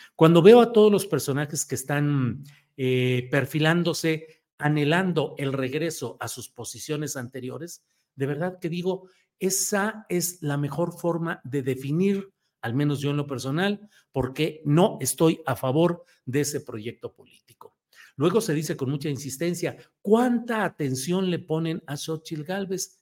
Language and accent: Spanish; La Laguna, Mexico; Ahí somos paisanos, somos laguneros